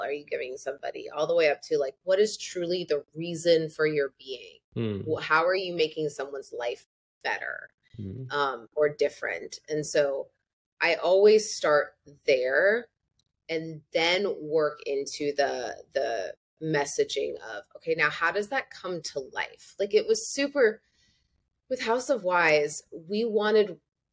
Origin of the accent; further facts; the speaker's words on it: Peoria, Illinois, United States; I'm from Peoria, Illinois.